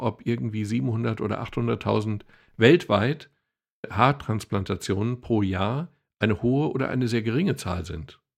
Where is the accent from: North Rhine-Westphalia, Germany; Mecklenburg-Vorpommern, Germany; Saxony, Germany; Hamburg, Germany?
North Rhine-Westphalia, Germany; Dortmund; Ich möchte übrigens als sportbegeisterter Dortmunder